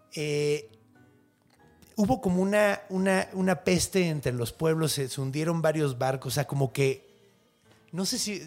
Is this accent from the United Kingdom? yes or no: no; Mexico; accent: Mexican Spanish